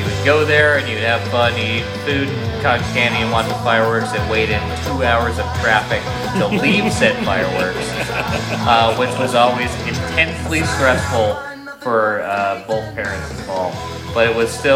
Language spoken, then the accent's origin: English; Vermont, United States; I was raised in Vermont